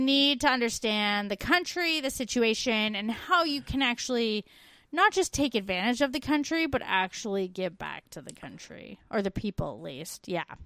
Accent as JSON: {"language": "English", "country": "Canada", "tie": "born or raised there", "said": "growing up in Canada"}